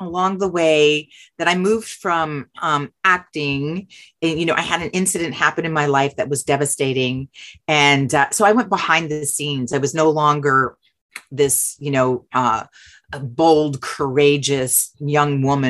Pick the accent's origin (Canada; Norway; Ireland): Canada; moved away as an adult; also born or lived in Montreal, Canada; my being Canadian